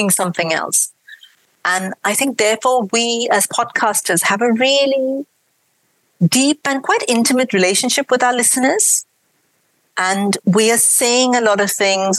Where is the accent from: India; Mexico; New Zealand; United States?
India; accent: mix of an Indian accent and a British accent; moved away as an adult; now in United Kingdom; I grew up in India. I moved here about, 18, 19 years ago